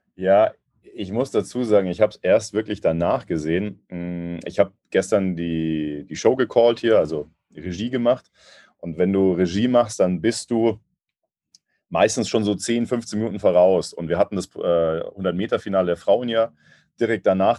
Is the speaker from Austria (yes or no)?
no; Munich, Bavaria, Germany; ich als äh, Münchner. Wir sind ja relativ nah dran an Österreich